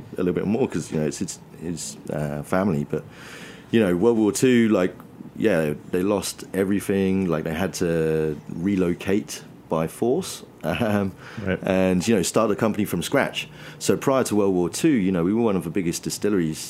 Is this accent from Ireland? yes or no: no; England, United Kingdom; As an English person